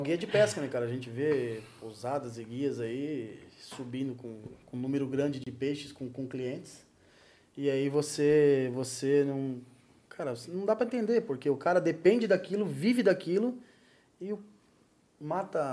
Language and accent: Portuguese; Guarulhos, São Paulo, Brazil; moved away as an adult; now in Joinville, Brazil; nasci em São Paulo, em Guarulhos